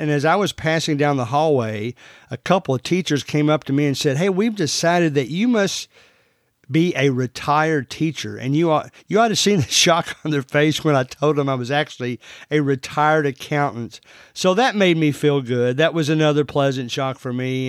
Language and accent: English; Central Kentucky, United States; I'm from Central Kentucky, as you can already tell from the way I talk.